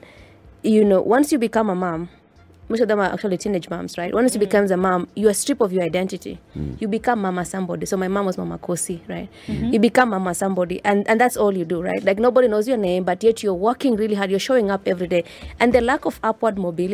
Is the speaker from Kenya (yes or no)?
yes; Mogotio, Baringo County, Kenya; moved away as an adult; also born or lived in United States; growing up in Mogotio and seeing poverty firsthand